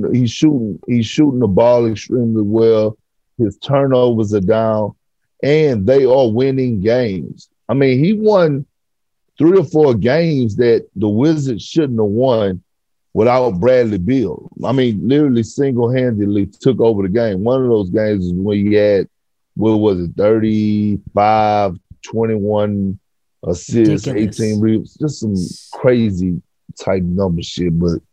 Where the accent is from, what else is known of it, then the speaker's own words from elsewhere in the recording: Toronto, Ontario, Canada; I grew up in Toronto. I'm a ride or die Raptors fan.